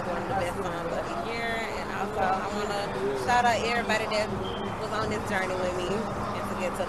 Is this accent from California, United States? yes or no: no; Atlanta, Georgia, United States; I'm born and raised in East Atlanta.